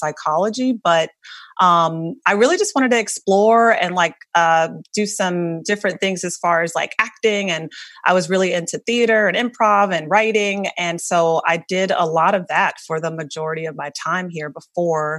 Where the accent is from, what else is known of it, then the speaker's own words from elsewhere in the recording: North Carolina, United States; moved away as an adult; now in New York City, United States; I'm from a really, really small town in North Carolina